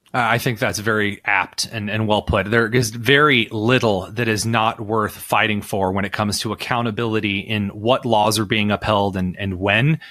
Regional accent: Henry County, Indiana, United States; also born or lived in Wisconsin; I grew up in Henry County, and I have spent the majority of my life, when I wasn't in Wisconsin for college, um, in the outside area

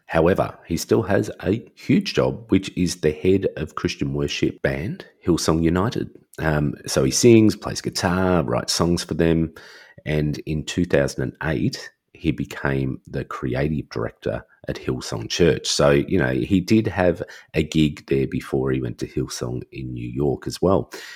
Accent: Australia; I'm Australian

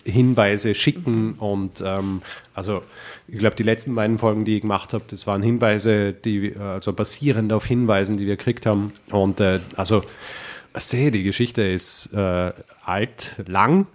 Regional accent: Vorarlberg, Austria; also born or lived in Graz; Aus Vorarlberg. Na, ursprünglich, richtig ursprünglich aus Graz, aber okay. Ah. äh, dann in Vorarlberg

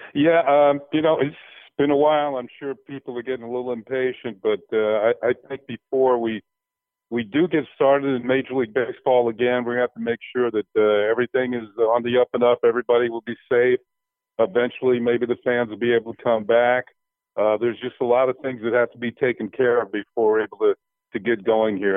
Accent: New York area, United States; moved away; I grew up in the New York area

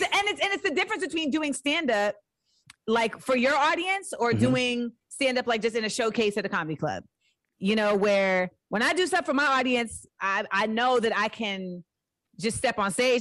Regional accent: Orlando, Florida, United States; moved away as an adult; also born or lived in Inglewood, California / San Fernando Valley, California / New York; I lived in LA till I was 8 mm-hmm. uh, then I moved to Orlando. So that's where I spent my like formative years mm-hmm. in Orlando until I was 18

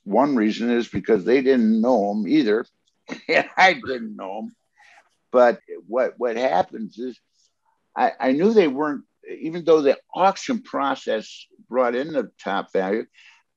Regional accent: Detroit, Michigan, United States; I'm from Detroit

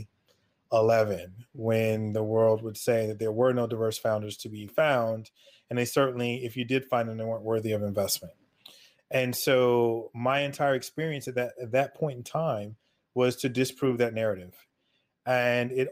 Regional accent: North Carolina, United States; I'm originally from North Carolina, and born, raised, educated there

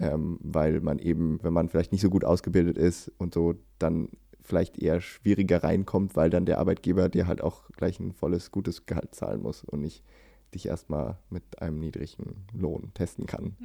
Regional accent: Germany; now in Sweden; als Deutscher in Schweden

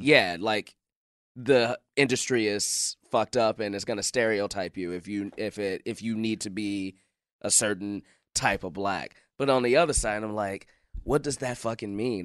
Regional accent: Chicago, Illinois, United States; I'm from Chicago

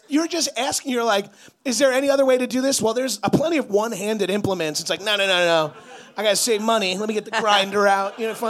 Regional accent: New York, United States; I'm from New York

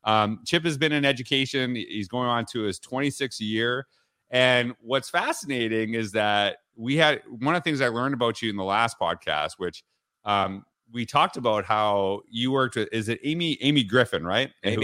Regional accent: Humboldt, Saskatchewan, Canada; I distinctly remember how important the school that I grew up in Humboldt, Saskatchewan, how important it was to our community

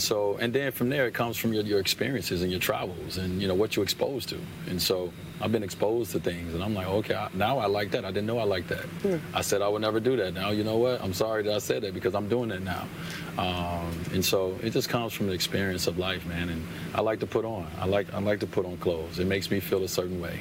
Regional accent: Chicago, Illinois, United States; I grew up in Chicago.

